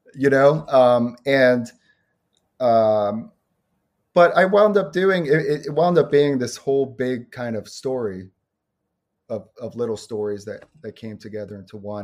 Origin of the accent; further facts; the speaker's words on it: New York City, New York, United States; moved away; also born or lived in Chicago suburbs, Illinois; I grew up in Brooklyn